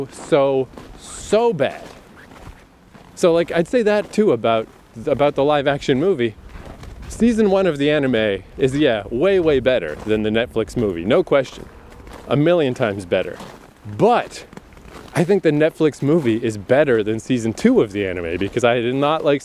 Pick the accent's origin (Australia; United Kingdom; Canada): Canada; I'm Canadian